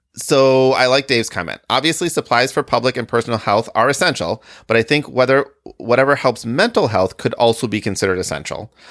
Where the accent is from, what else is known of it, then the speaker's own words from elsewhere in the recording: Midwest, United States; also born or lived in Michigan / Illinois / Wisconsin; I have always lived in the Midwest, so Michigan, Illinois, Wisconsin